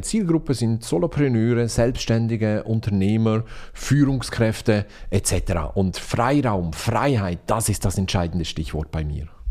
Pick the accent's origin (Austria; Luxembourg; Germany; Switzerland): Switzerland; ich bin Schweizer